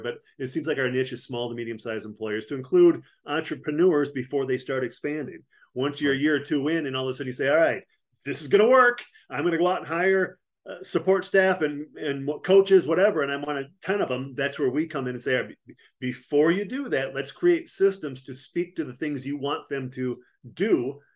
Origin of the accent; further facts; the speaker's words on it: Platteville, Wisconsin, United States; moved away as an adult; also born or lived in Frankfurt, Germany / Panama / Fort Devens, Massachusetts; I'm from Platteville, Wisconsin originally